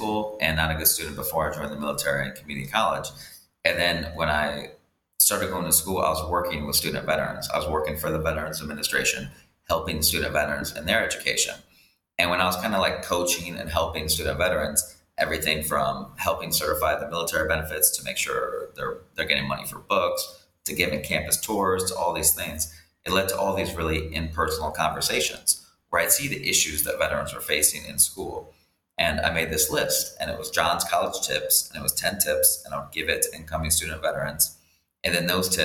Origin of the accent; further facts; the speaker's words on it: rural Iowa, United States; moved away as an adult; also born or lived in Thailand; now in Dominican Republic; I grew up in Iowa, in rural Iowa